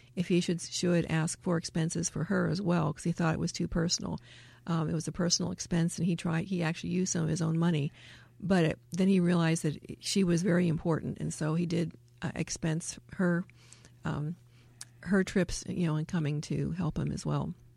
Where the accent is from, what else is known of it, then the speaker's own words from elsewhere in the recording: United States; growing up in America